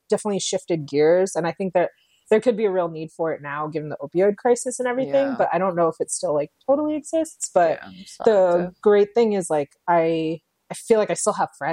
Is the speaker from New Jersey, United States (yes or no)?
yes; New Jersey, United States; moved away as an adult; also born or lived in India; now in Seattle, United States; totally Jersey through and through, brought up, raised, went to school there.